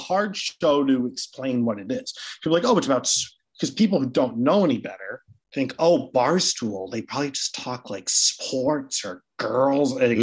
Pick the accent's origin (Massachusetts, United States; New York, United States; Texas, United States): Massachusetts, United States; Cohasset; grew up like 2 houses down from Glenn Ordway growing up in Cohasset